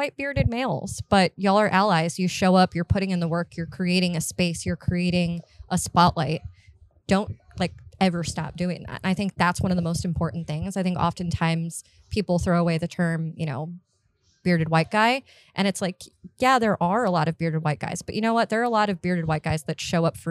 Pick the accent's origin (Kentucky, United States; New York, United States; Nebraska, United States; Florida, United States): Florida, United States; Miami; moved away as an adult; also born or lived in North Carolina; now in Charlotte, United States; born and raised in Miami, I lived in Florida for the majority of my life